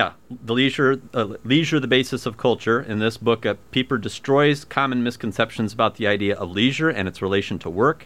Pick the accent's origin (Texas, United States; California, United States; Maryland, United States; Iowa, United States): Iowa, United States; Ottumwa; my hometown, Atumwa, still does have a small Catholic school